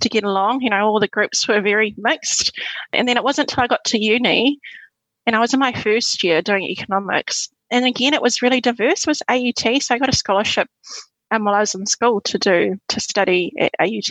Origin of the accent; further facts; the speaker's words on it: Auckland, New Zealand; also born or lived in Suva, Fiji; growing up in West Auckland's a pretty diverse place